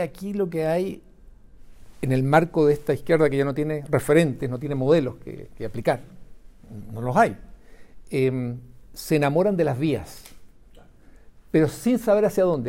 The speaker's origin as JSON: {"language": "Spanish", "country": "Chile", "said": "como chilenos"}